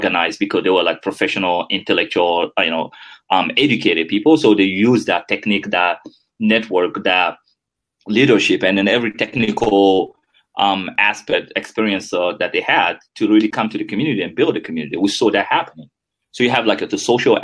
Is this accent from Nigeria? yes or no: no; Guinea; first language French; English is a second language; moved away as an adult; also born or lived in United States; now in Netherlands; growing up in Guinea.